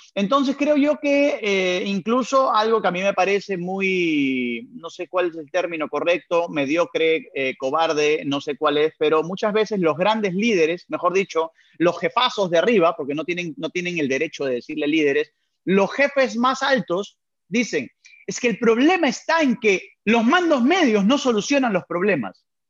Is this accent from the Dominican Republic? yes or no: no; Peru; also born or lived in Venezuela; nací en Venezuela, pero fue por temas de trabajo, por temas laborales de mi padre. Entonces, al poco tiempo de nacido, volvieron para Perú